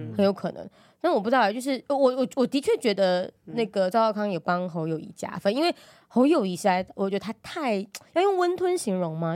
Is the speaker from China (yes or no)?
no; Taiwan; 我们台湾人